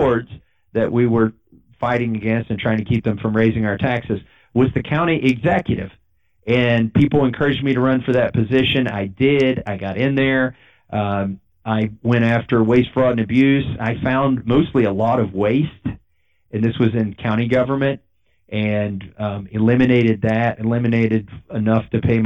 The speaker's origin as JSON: {"language": "English", "region": "Kentucky", "country": "United States", "tie": "born or raised there", "also_born_or_lived": "Massachusetts", "said": "I grew up in Kentucky"}